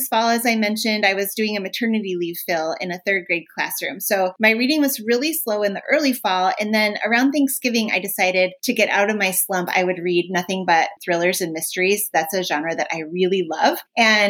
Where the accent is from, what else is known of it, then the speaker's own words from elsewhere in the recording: Minnesota, United States; I'm from Minnesota